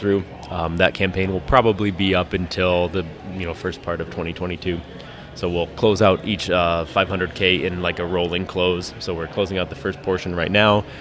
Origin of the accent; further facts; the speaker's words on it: Lakewood, Colorado, United States; now in Milwaukee, United States; I grew up in Lakewood, so uh, a suburb of Denver, almost into the mountains